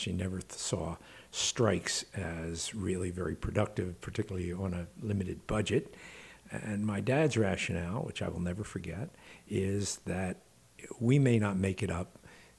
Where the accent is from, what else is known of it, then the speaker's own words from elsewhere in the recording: Philadelphia, Pennsylvania, United States; But I'm originally from Germantown. And in Philadelphia, that means a great deal because we identify based on neighborhood more than on the city itself.